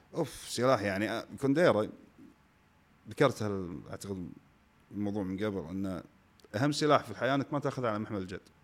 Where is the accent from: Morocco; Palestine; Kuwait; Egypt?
Kuwait; انا موسيقي كويتي